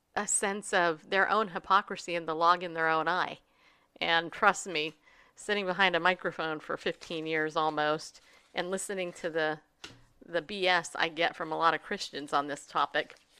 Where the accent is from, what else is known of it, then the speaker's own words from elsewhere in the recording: United States; especially as an American